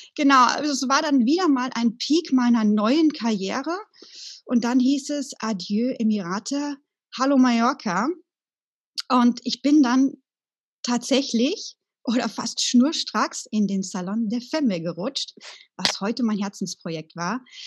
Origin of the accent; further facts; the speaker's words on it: Sauerland, North Rhine-Westphalia, Germany; moved away; meiner alten Heimat im Sauerland